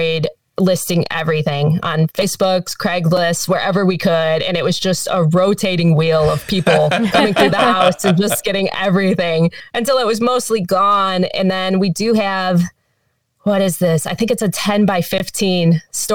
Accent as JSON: {"language": "English", "region": "Michigan", "country": "United States", "tie": "born or raised there", "also_born_or_lived": "New York / Los Angeles / Austin / Pittsburgh", "moved": "as an adult", "said": "I grew up in Michigan"}